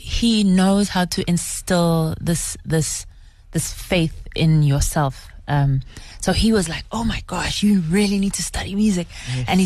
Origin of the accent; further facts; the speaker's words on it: Soshanguve, Gauteng, South Africa; I grew up in Soshanguve.